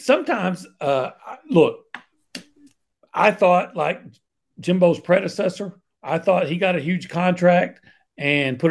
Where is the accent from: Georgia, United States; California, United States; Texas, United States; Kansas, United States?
Texas, United States; White Oak; I'm from White Oak. White Oak and Gilmer.